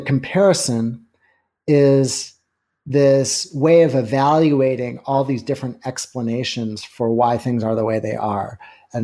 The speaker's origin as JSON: {"language": "English", "country": "Canada", "tie": "born or raised there", "moved": "yes", "lives_now": "United States", "said": "I grew up in Canada, but have lived in the States for a long time"}